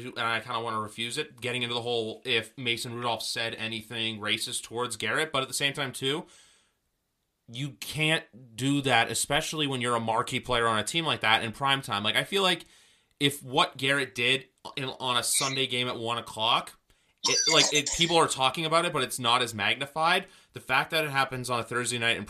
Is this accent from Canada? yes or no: yes; Canada; I'm from Canada